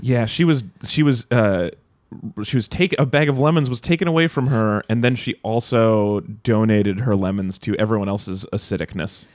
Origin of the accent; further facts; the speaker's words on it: Nevada, United States; moved away; I grew up in Nevada